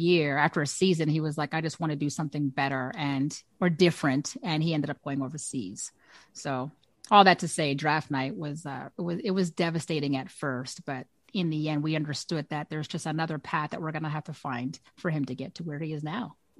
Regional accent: Canada; as a Canadian

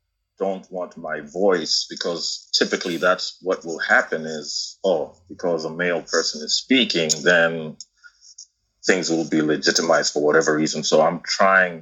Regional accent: Kenya; moved away as an adult; now in United States; I was born and raised in Kenya and went to the U.S. for college

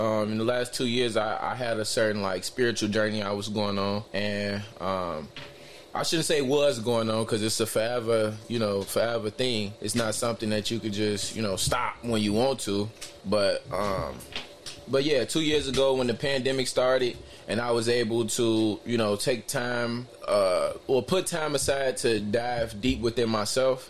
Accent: Chicago, Illinois, United States; I'm from Chicago, Illinois. I was, you know, raised mainly, you know, over east

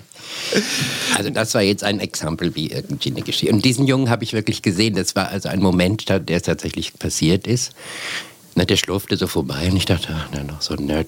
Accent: Bergen, Lower Saxony, Germany; ich bin auf dem Land aufgewachsen

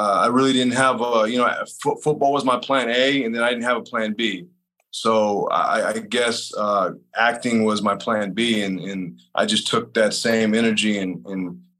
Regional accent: San Jose, California, United States; born there; also born or lived in Salinas / Monterey / Sacramento / Los Angeles; And I was born in San Jose, lived in Salinas, Monterey, Sacramento, Los Angeles. So kind of bounced around a lot.

